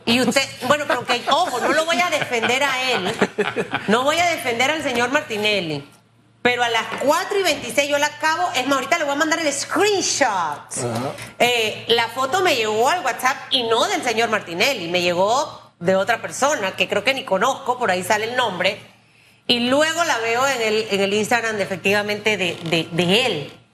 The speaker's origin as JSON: {"language": "Spanish", "country": "Cuba", "said": "estoy hablando como tú sabes, como cubana"}